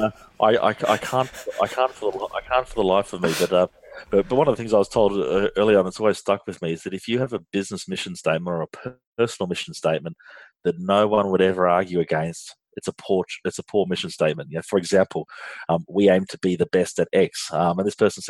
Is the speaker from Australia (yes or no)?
yes; Australia; accent: Australian; if you can't tell by my accent, I'm from Australia and I'm based here in Australia